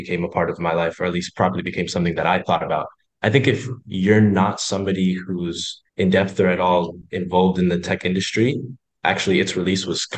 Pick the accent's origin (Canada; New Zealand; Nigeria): Canada; I'm from Canada.